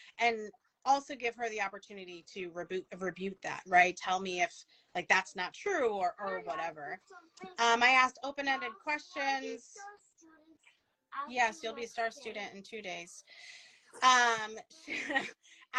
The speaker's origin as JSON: {"language": "English", "town": "Ronkonkoma", "region": "New York", "country": "United States", "tie": "born or raised there", "said": "I grew up in Long Island"}